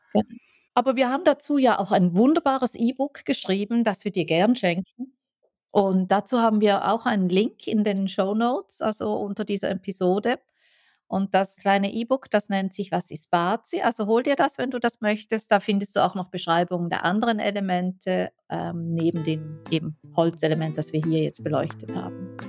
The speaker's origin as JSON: {"language": "German", "country": "Switzerland", "said": "ich als Schweizerin"}